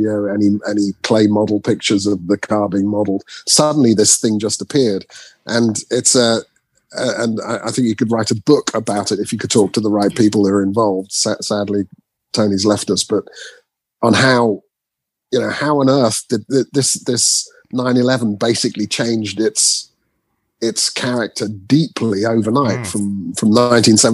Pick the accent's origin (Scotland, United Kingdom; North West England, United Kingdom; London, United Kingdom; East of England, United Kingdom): East of England, United Kingdom; Norwich; I spent a lot of time in Norwich, where I was born in Norwich